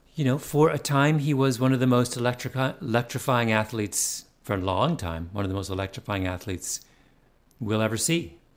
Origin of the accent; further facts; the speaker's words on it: Ontario, Canada; moved away; growing up in Ontario